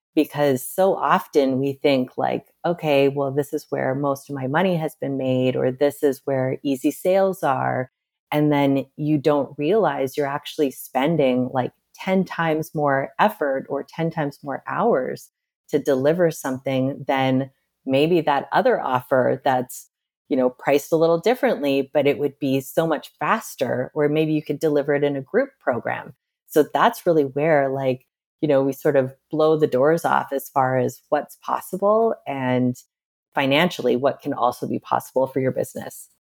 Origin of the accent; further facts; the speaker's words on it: Midwest, United States; I'm from the Midwest